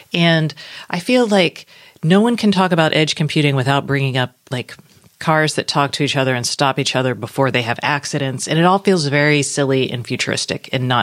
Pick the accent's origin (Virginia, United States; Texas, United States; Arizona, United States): Texas, United States; Austin; back in my hometown of Austin